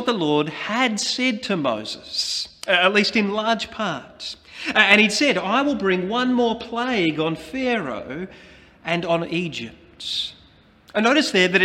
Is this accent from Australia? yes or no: yes; Australia